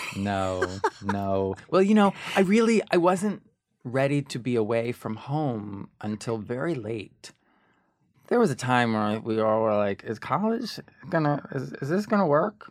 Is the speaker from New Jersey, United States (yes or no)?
yes; Ridgewood, New Jersey, United States; also born or lived in New York City; when I was born, uh, we lived in Ridgewood, New Jersey